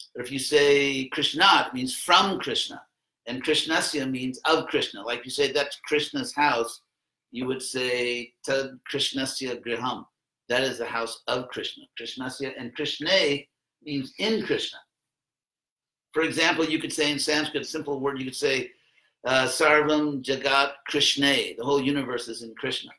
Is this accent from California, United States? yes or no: yes; Los Angeles, California, United States; I was actually born in Los Angeles